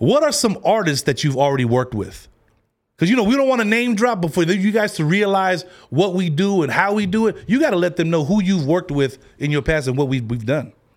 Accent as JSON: {"language": "English", "town": "San Francisco", "region": "California", "country": "United States", "tie": "born or raised there", "also_born_or_lived": "Long Beach, California", "said": "But I was born in the Bay."}